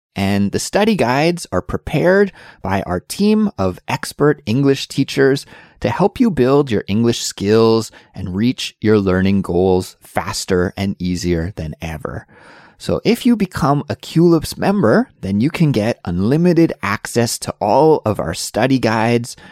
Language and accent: English; Canada; growing up in Canada